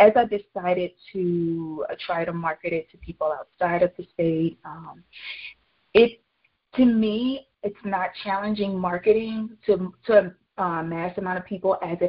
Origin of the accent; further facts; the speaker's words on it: Louisiana, United States; now in New Mexico; I moved from Louisiana to a desert climate, which is in New Mexico.